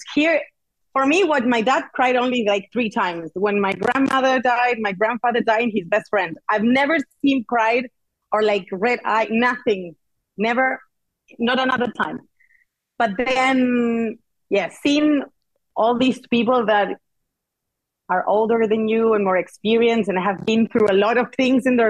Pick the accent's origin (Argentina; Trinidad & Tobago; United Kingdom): Argentina; moved away as an adult; now in Barcelona, Spain; I'm from Argentina. I'm super proud